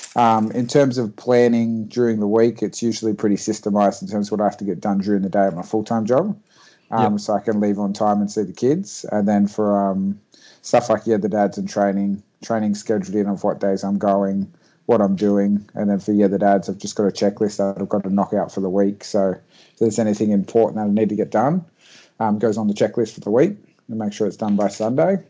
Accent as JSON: {"language": "English", "town": "Port Macquarie", "region": "New South Wales", "country": "Australia", "moved": "as an adult", "lives_now": "Sydney, Australia", "said": "From a little town called Port Macquarie, um, but moved down to Sydney about three years ago for my full time job"}